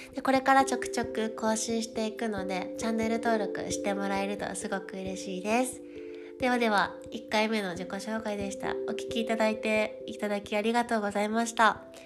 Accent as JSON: {"language": "Japanese", "town": "Koga", "region": "Fukuoka", "country": "Japan", "tie": "born or raised there", "moved": "as an adult", "lives_now": "Paris, France", "said": "生まれ出身は九州の福岡県です福岡県で、えっと、子供の頃から小学校中学校まで古賀市"}